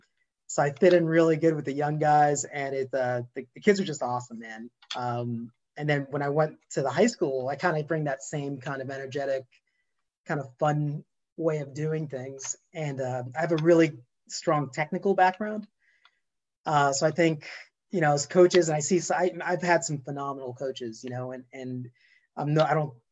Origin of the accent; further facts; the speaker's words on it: New York, United States; accent: New York; especially with my New York accent that I have sometimes.